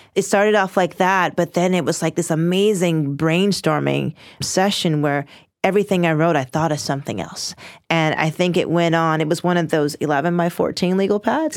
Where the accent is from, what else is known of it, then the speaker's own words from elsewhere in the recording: Washington, District of Columbia, United States; I'm from Northwest Washington, D C.